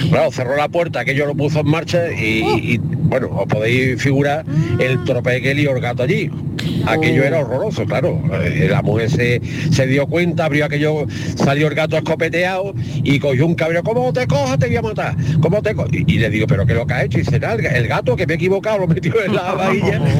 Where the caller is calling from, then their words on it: Ronda, Andalusia, Spain; Hola, buenas tardes. ¿Qué tal? Soy … de Ronda.